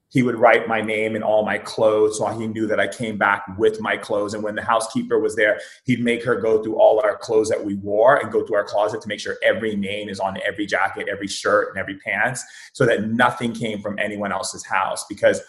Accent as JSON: {"language": "English", "town": "Foster City", "region": "California", "country": "United States", "tie": "born or raised there", "also_born_or_lived": "Hawaii", "said": "I grew up in two places. I grew up in Foster City. It's a little town outside of San Francisco. And I also grew up in Hawaii and Oahu, in several places in Hawaii."}